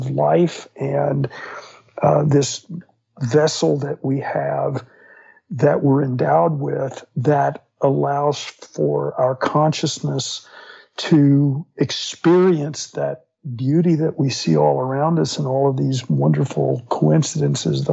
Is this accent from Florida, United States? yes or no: yes; Fort Myers, Florida, United States; I grew up in Florida. And so, yeah, on the West Coast in Fort Myers